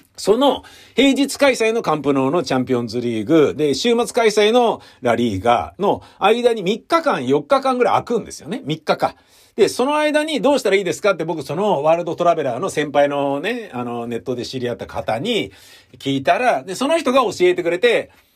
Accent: Tokyo, Japan; also born or lived in Kichijoji, Musashino / Shimokitazawa / Meidaimae; 僕高円寺で生まれ育ち、で、18歳で吉祥寺行って、で、そっから一人暮らし始めて下北沢住んで、明大前行って

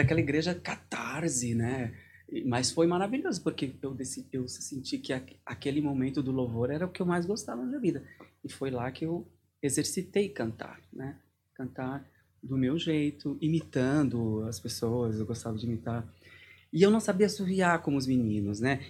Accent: Santo André, São Paulo, Brazil; moved away as an adult; now in Lübeck, Germany; Eu sou de Santo André, uhum. Parque Novo Oratório, São Camilo

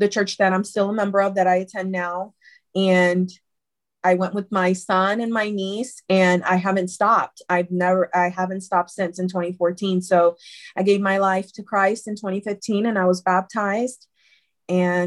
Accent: Puerto Rico; now in United States; I attended services in Puerto Rico because I'm originally from Puerto Rico. But when I moved to the States

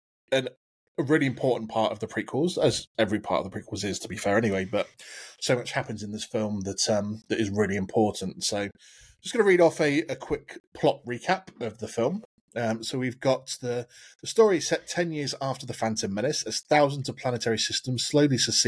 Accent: United Kingdom; I'm typical British.

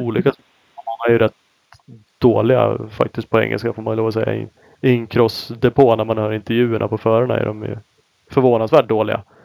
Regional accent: Sweden; som vi svenskar är

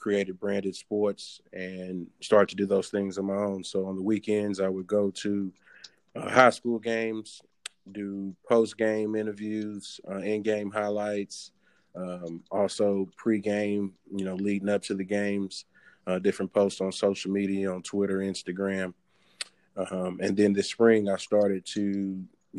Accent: Houston, Texas, United States; moved away as an adult; also born or lived in Oklahoma; I grew up in Houston, Texas

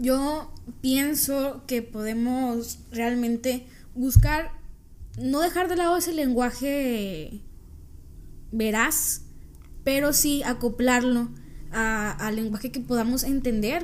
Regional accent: Mexico; nosotros, los mexicanos

